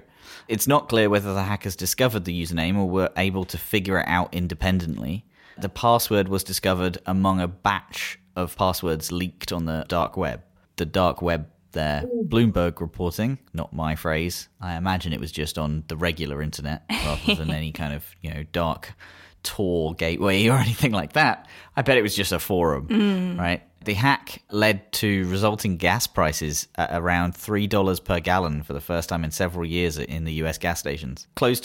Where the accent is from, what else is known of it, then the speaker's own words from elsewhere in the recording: United Kingdom; So with three of us being British on the call